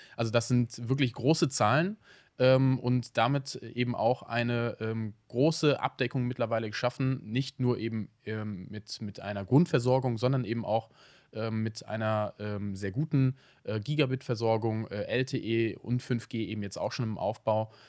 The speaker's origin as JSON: {"language": "German", "town": "Cologne", "region": "North Rhine-Westphalia", "country": "Germany", "said": "als Kölner"}